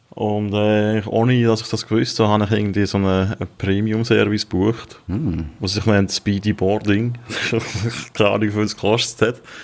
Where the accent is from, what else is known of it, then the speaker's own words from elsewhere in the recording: Switzerland; kann ich als Schweizer